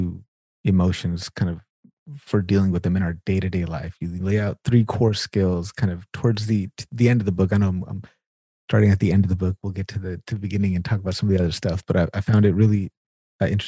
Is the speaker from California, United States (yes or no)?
yes; California, United States; moved away as an adult; also born or lived in Normal, Illinois; I'm originally from California and I moved to the Midwest in like the south of Chicago in Normal, Illinois for grad school.